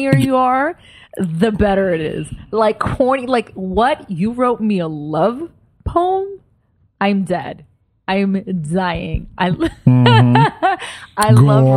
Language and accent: English; New York City, New York, United States; we grew up in Brooklyn, in New York